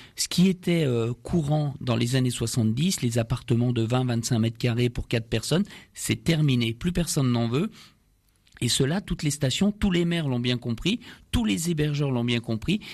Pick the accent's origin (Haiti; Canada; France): France; nous sommes français